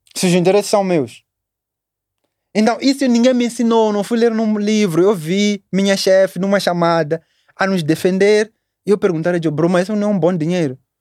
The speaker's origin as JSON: {"language": "Portuguese", "town": "Matola", "region": "Maputo", "country": "Mozambique", "tie": "born or raised there", "also_born_or_lived": "Magude / Chinavane", "said": "nasci aqui em Maputo, Maputo Matola, vamos dizer Matola"}